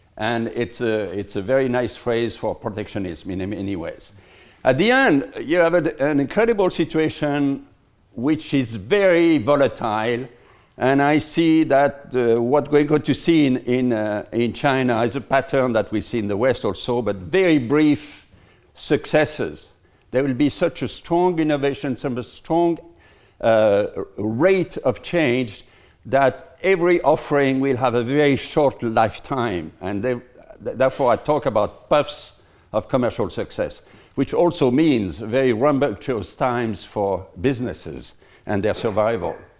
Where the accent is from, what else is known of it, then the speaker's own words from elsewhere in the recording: Lyon, Auvergne-Rhône-Alpes, France; in my hometown, in Lyon